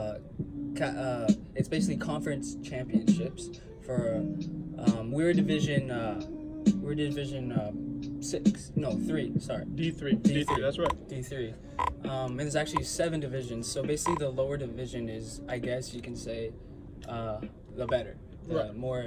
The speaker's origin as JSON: {"language": "English", "town": "Cerritos", "region": "California", "country": "United States", "tie": "born or raised there", "said": "I grew up in Cerritos, California"}